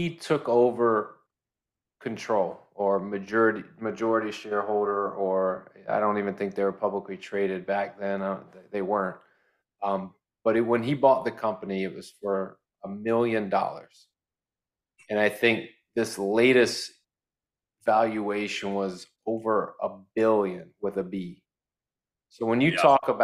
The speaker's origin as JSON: {"language": "English", "town": "Tampa", "region": "Florida", "country": "United States", "tie": "born or raised there", "said": "my hometown, Tampa Bay"}